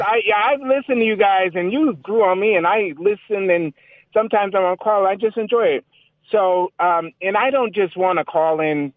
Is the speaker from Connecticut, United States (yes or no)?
yes; Connecticut, United States; I'm a Connecticut native